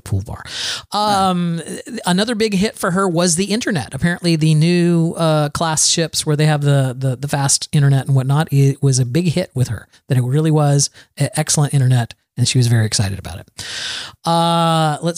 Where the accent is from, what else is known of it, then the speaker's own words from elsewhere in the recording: Florida, United States; I was born and raised in Florida, surrounded by water.